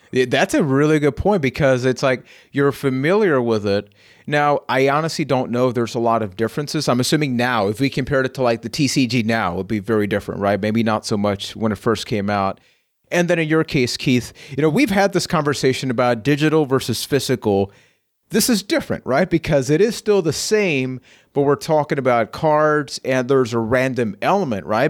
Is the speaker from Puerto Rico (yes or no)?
yes; Puerto Rico; I am from Puerto Rico.